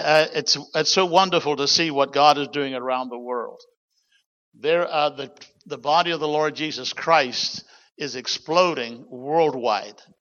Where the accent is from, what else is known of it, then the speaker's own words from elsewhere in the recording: New Zealand; moved away; my bloodline, I'm a Kiwi by birth, New Zealand